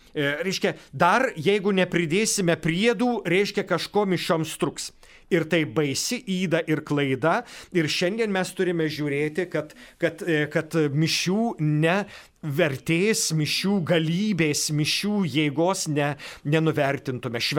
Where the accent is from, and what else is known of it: Lithuania